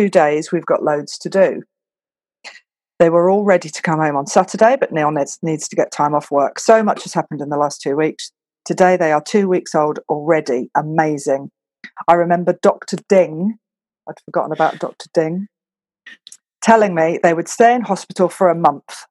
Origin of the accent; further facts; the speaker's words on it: Scotland, United Kingdom; now in Belgium; I'm from Scotland